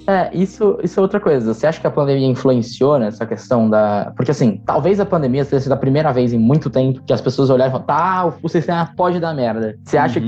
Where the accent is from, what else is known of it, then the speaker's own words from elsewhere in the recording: ABC region, São Paulo, Brazil; now in São Paulo, Brazil; eu não sou de São Paulo, né? Eu sou do ABC, que é uma região grudada